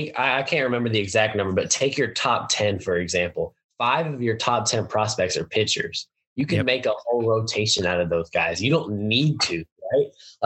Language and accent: English; Texas, United States; coming to pitch for my hometown team and his hometown team.